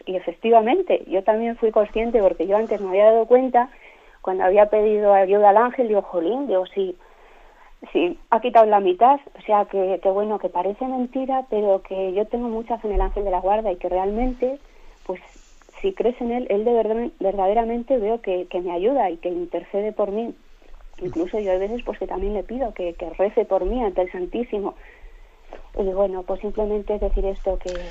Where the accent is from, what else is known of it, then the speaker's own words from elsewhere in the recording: León, Castile and León, Spain; yo soy de León